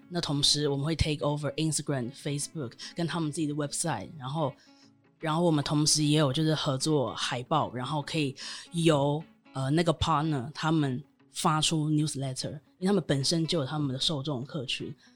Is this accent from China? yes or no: no; Taiwan; moved away as an adult; also born or lived in United Kingdom; 当时我人在英国，但我身为台湾人